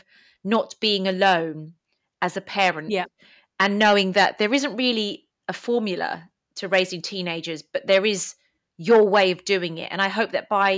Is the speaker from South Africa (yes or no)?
no; United Kingdom; English is a second language; also born or lived in Greece; My parents were immigrants to the UK. I went to school not knowing any English.